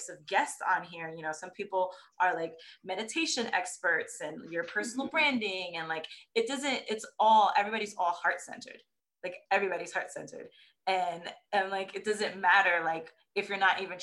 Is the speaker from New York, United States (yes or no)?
yes; New York, United States; moved away; I'm from New York originally.